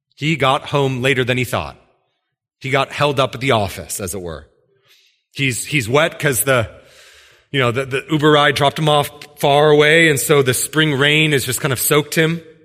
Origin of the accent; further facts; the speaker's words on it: Washington, United States; I was from Washington